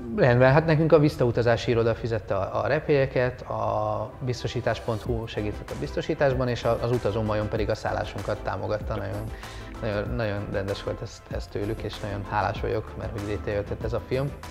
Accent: Hungary; also born or lived in Bali, Indonesia; milyen magyarként élni

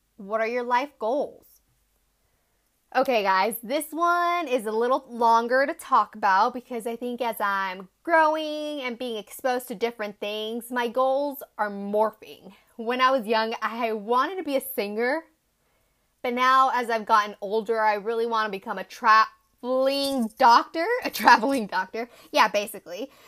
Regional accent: Tucson, Arizona, United States; moved away as an adult; now in Chongqing, China; I grew up in sunny little town called Tucson, Arizona

